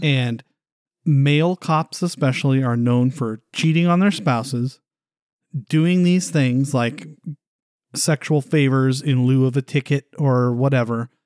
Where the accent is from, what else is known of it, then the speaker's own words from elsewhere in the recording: California, United States; We're from California